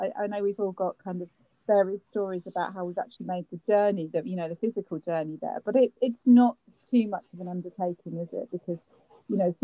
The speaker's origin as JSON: {"language": "English", "town": "Cambridge", "region": "East of England", "country": "United Kingdom", "tie": "born or raised there", "said": "I grew up in Cambridge as well"}